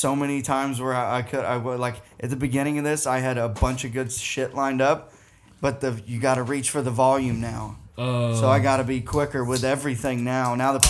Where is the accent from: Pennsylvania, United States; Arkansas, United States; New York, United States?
Arkansas, United States; accent: Southern; moved away; I didn't even know … growing up in Arkansas.